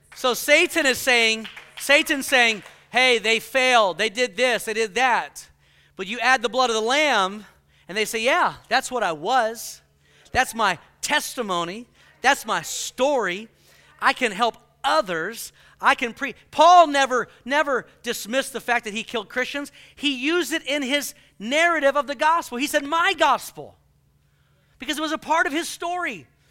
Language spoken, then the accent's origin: English; Houston, Texas, United States; moved away; I grew up in Houston